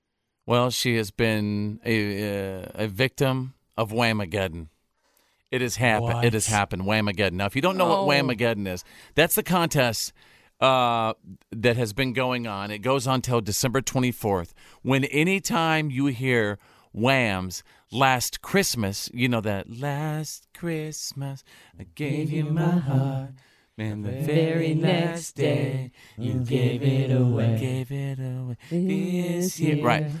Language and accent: English; Bowie, Texas, United States; my hometown of Bowie, Texas